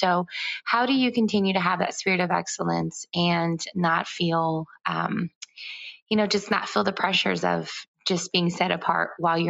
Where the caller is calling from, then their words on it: Tampa, Florida, United States; I'm calling from Tampa, Florida.